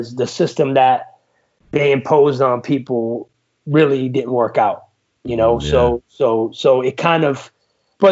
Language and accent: English; Passaic, New Jersey, United States; I was born in Passaic, New Jersey